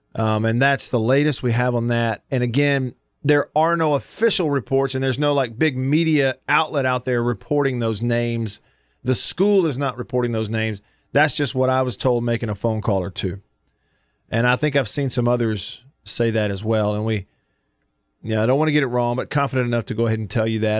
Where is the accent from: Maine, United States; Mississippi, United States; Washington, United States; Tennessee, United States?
Mississippi, United States; Tupelo; my hometown of Tupelo